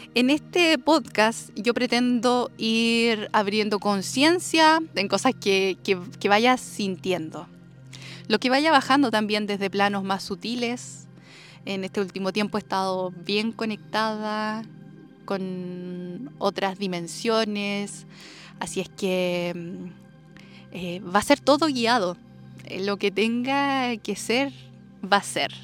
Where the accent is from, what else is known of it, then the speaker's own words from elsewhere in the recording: Chile; also born or lived in Santiago / Denmark; acá en mi tierra, en mi maravillosa tierra natal, en mis raíces